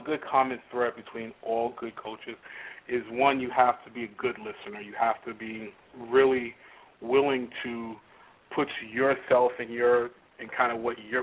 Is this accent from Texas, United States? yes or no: no; New York, United States; I was born and raised in New York, had the typical kind of New York experience growing up